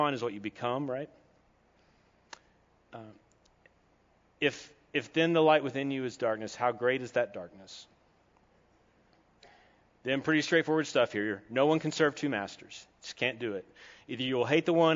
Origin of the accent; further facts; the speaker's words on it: Kentucky, United States; I'm from Kentucky.